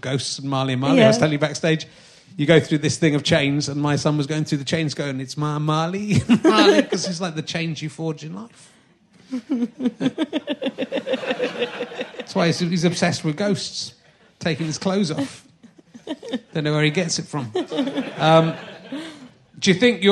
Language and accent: English; Cheddar, South West England, United Kingdom; I grew up in Somerset